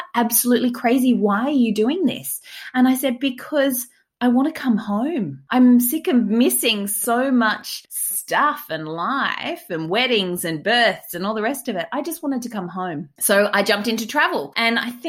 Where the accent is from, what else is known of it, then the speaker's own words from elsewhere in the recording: Australia; It was my home country